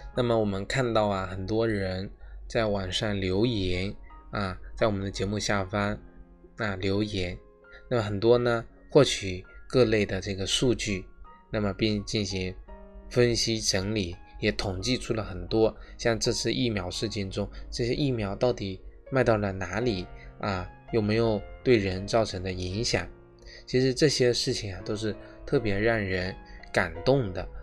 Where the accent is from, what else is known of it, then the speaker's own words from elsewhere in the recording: China; 我们中国人